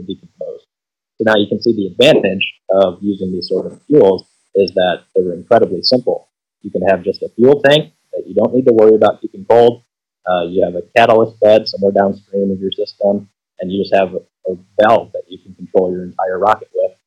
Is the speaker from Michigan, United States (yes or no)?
no; Chicago, Illinois, United States; moved away as an adult; now in West Lafayette, United States; I grew up in the Chicagoland area. That's where I'm from